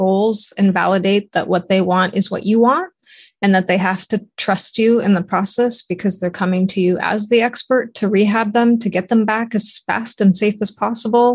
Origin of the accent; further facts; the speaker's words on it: Toronto, Ontario, Canada; moved away as an adult; now in United States; I'm from Toronto, Canada, and I represented Canada in the 88 Olympics for swimming. And I came to the United States as a swimmer, was recruited, swam at a local college